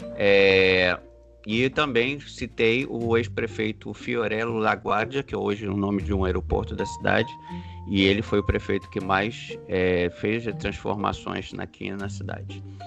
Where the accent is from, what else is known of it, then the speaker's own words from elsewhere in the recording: Rio de Janeiro, Brazil; also born or lived in Brasília; now in New York, United States; Eu vivi em Brasília e, e sou carioca e agora vivo em uma cidade como Nova York.